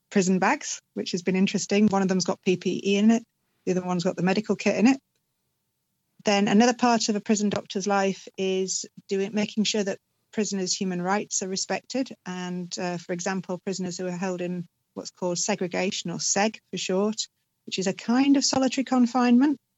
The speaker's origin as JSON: {"language": "English", "country": "United Kingdom", "said": "So, first and foremost, I'm a British GP"}